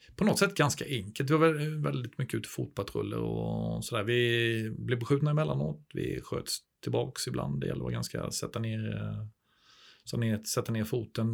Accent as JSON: {"language": "Swedish", "region": "Småland", "country": "Sweden", "tie": "born or raised there", "also_born_or_lived": "Skövde", "moved": "as an adult", "said": "nere i Småland, där jag är uppvuxen"}